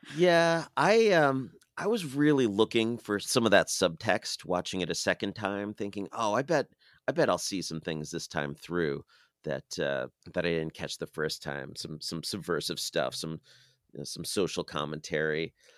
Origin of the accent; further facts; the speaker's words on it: United States; as an American in twenty twenty-two